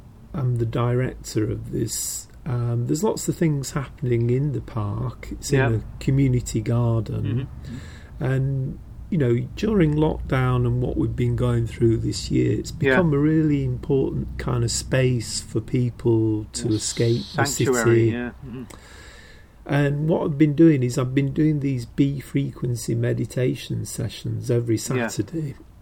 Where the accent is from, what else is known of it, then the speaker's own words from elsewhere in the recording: Yorkshire and the Humber, United Kingdom; I'm from near, you know, I'm from Yorkshire.